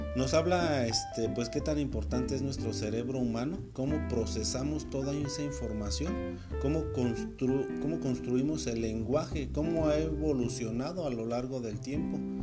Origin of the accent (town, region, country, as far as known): Mexico